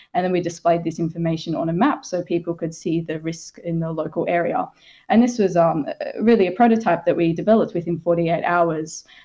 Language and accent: English; Australia; moved away; my home country, Australia